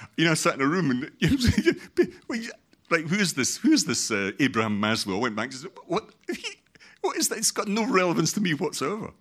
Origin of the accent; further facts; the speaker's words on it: Scotland, United Kingdom; I'm Scottish